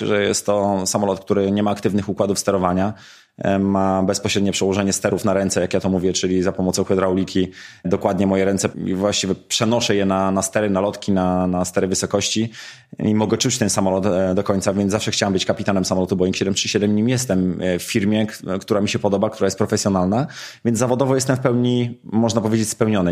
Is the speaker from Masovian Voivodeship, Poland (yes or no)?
yes; Mińsk Mazowiecki, Masovian Voivodeship, Poland; wychowałem się w miejscu, które zawsze było związane z lotnictwem, czyli w Mińsku Mazowieckim